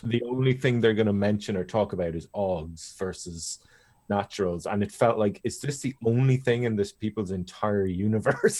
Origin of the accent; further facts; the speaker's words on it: Ireland; I'm fucking Irish